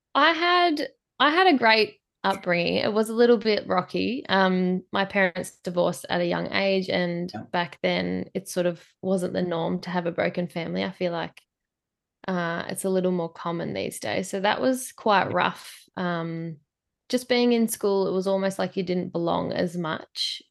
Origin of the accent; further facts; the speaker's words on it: Swan Hill, Victoria, Australia; I'm from the top of Victoria, so Swan Hill in Victoria